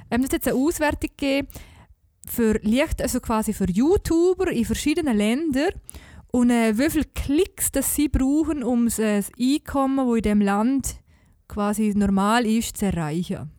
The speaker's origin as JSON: {"language": "German", "country": "Liechtenstein", "said": "als Liechtensteiner"}